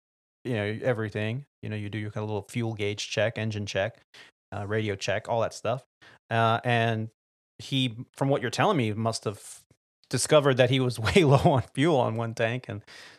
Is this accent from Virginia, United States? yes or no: no; California, United States; being that I grew up in the Bay Area and got to hear stories from aviators that did fly in there.